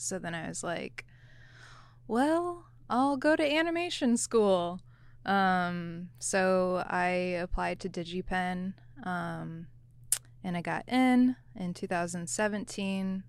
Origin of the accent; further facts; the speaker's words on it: Michigan, United States; moved away as an adult; I grew up in Michigan, went to school in Michigan, and didn't leave until I was in the military.